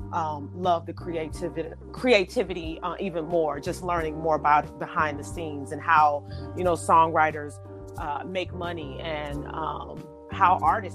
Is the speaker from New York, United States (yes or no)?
no; Detroit, Michigan, United States; I am originally from Detroit, Michigan